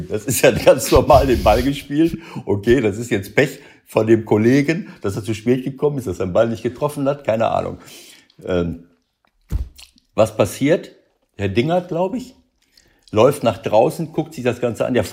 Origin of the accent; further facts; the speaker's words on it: Mönchengladbach, North Rhine-Westphalia, Germany; Äh, und ich denke, jawohl, Spiel gedreht, Mönchengladbach, mein Heimatort.